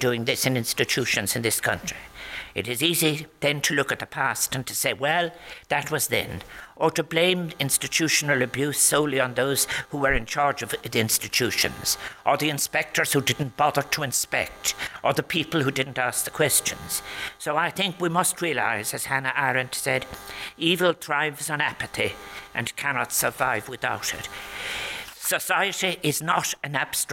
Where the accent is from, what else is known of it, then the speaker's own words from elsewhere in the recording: Limerick, Munster, Ireland; when I was born in Limerick